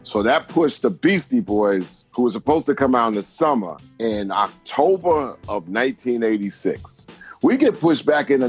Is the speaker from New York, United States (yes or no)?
yes; New York, United States; I'm from New York, melting pot of a whole bunch of ideas, and the turbulent, crazy 60s was an education in itself.